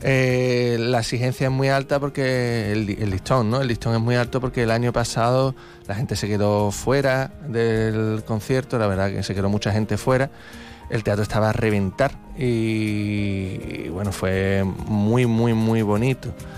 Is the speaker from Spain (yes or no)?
yes; Algeciras, Andalusia, Spain; soy de Algeciras